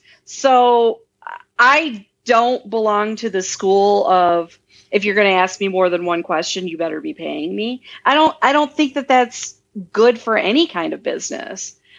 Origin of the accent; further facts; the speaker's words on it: Midwest, United States; I mean, I'm from the Midwest, you know, I mean, I'm very down to earth.